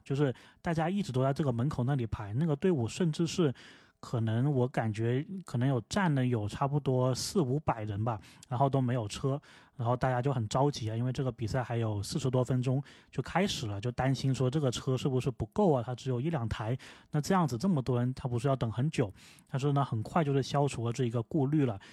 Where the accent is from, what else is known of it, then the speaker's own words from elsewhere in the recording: Guangdong, China; moved away as an adult; now in United States; 作为广东人呢